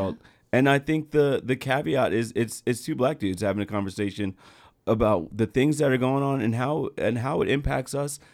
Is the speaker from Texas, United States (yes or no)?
no; New Jersey, United States; I'm from Jersey, it's, you know, was a predominantly white area that I grew